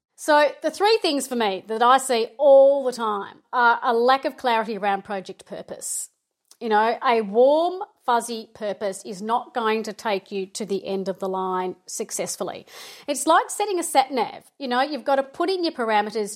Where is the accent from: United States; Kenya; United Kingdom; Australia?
Australia; Melbourne, Victoria; I am from Melbourne